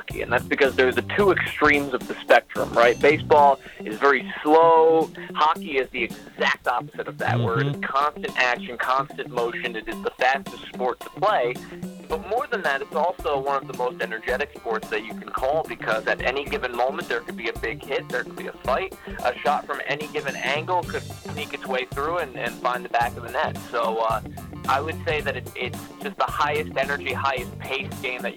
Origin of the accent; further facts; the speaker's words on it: New York, United States; moved away as an adult; also born or lived in Danbury, Connecticut; now in Everett, United States; I came out here from the East Coast. I'm a New Yorker